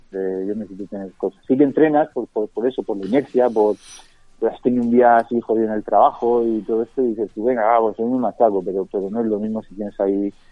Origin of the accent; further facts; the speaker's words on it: Seville, Andalusia, Spain; yo si voy a Sevilla a que me encanta soy de Sevilla